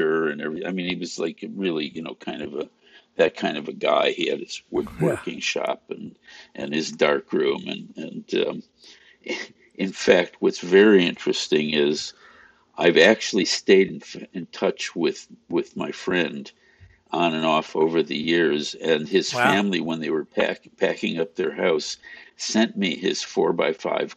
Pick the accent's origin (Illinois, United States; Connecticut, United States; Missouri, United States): Illinois, United States; Chicago; I grew up outside of Chicago. Well, in the first suburb outside of Chicago. So it was virtually Chicago and North Side.